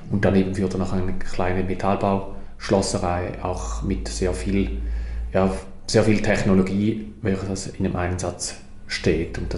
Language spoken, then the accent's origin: German; Mosnang, St. Gallen, Switzerland; Ich wuchs auf einem kleinen Bauernhof in der Toggenburger Gemeinde Mosnang auf, mit, zusammen mit sechs Geschwistern.